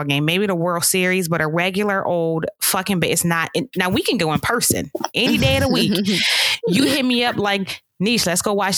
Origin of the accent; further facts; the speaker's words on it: Pittsburgh, Pennsylvania, United States; I grew up in Pittsburgh